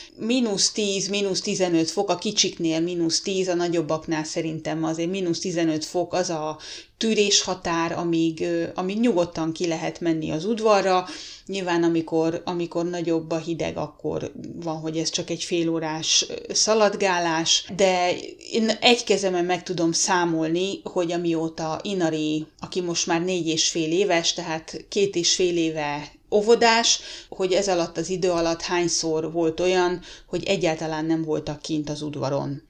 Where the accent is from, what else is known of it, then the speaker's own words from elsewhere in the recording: Hungary; now in Finland; magyarok vagyunk, vagyis, hogy én magyar vagyok